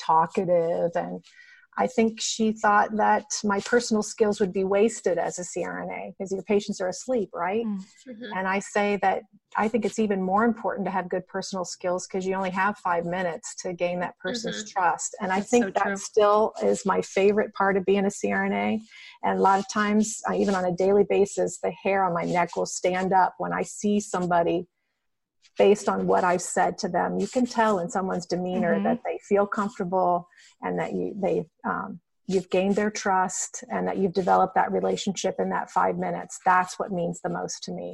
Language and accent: English; Dayton, Ohio, United States; I was born in Dayton, Ohio